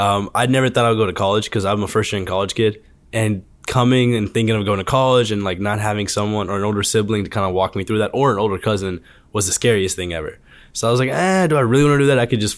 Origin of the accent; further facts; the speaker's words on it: Madison, Alabama, United States; also born or lived in Huntsville, Alabama; Huntsville, Alabama. So I grew up in Madison.